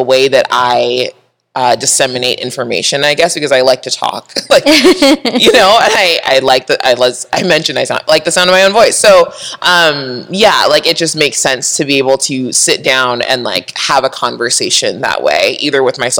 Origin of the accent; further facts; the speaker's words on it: San Diego, California, United States; I grew up in Southern California, San Diego